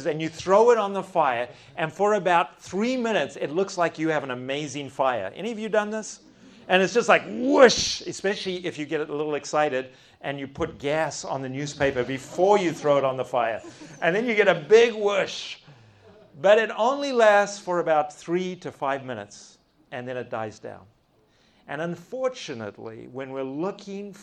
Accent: South Africa; accent: South African; I don't even have a Texan accent. It's a good South African accent

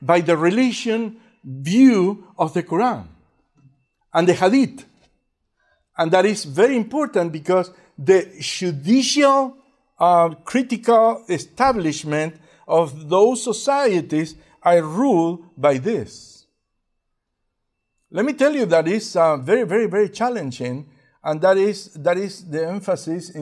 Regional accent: Uruguay; English is a second language; moved away; also born or lived in Argentina; I was born in Uruguay, and at some point I moved into Argentina.

